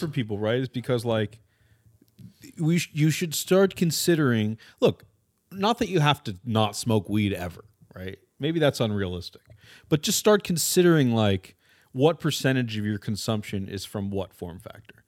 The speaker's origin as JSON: {"language": "English", "area": "Orange County", "region": "California", "country": "United States", "also_born_or_lived": "West Los Angeles, California", "said": "I'm from Orange County, which is actually not that liberal"}